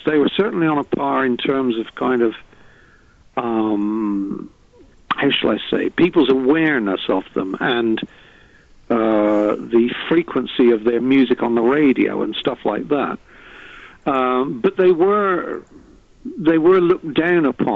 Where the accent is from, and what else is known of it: England, United Kingdom